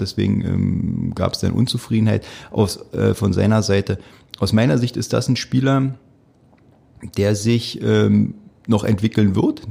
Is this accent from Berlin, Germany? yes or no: yes; Berlin, Germany; als Berliner